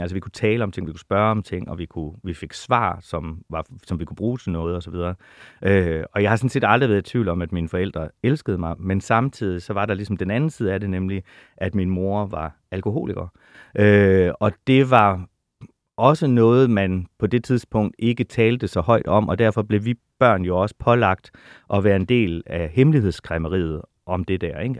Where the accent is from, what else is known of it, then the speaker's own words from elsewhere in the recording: Holstebro, Central Denmark Region, Denmark; moved away; also born or lived in Jegindø; Limfjords-egnene er min barndoms land